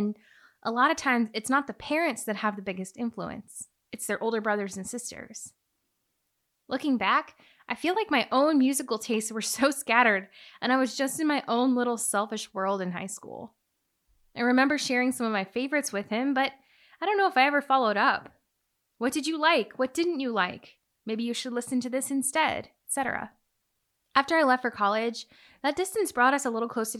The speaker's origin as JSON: {"language": "English", "region": "Illinois", "country": "United States", "tie": "born or raised there", "said": "it was just the two of us growing up in Illinois"}